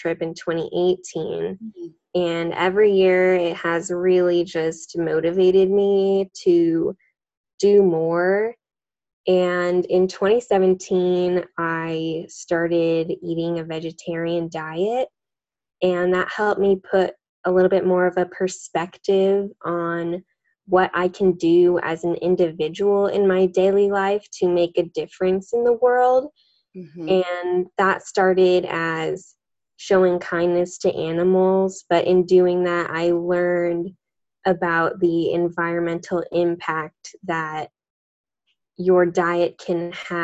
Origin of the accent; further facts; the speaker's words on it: Las Vegas, Nevada, United States; also born or lived in Henderson, Nevada; I'm born and raised in Las Vegas